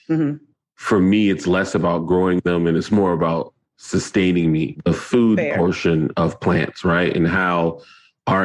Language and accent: English; North Charleston, South Carolina, United States; I'm from North Charleston, South Carolina